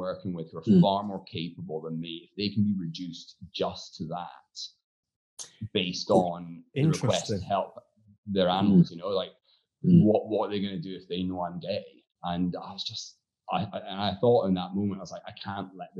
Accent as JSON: {"language": "English", "town": "Aberdeen", "region": "Scotland", "country": "United Kingdom", "also_born_or_lived": "Glasgow", "moved": "yes", "said": "I was a local lad, so I was from Aberdeen."}